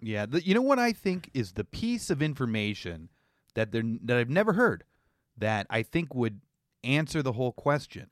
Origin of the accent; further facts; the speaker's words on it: Canada; as a Canadian